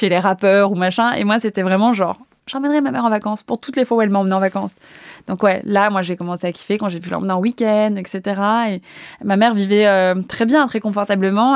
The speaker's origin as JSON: {"language": "French", "town": "Paris", "region": "Île-de-France", "country": "France", "tie": "born or raised there", "said": "Moi, je suis née à Paris, je suis née dans Paris. Euh, je suis pas euh, cette nana qui vient de province"}